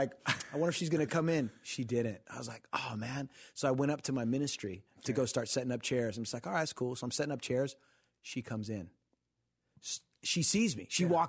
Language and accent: English; Costa Mesa, California, United States; Yeah, I'm from Costa Mesa area. That's where I grew up